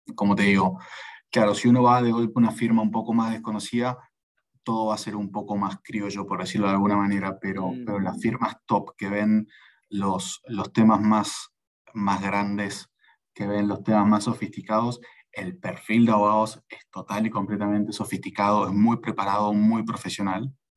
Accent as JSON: {"language": "Spanish", "country": "Argentina", "also_born_or_lived": "Barcelona, Spain", "moved": "as an adult", "lives_now": "Lima, Peru"}